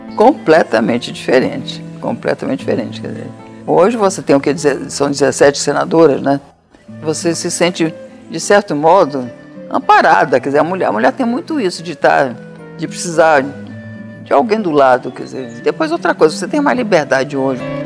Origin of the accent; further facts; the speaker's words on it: Amazonas, Brazil; do Amazonas, que era minha terra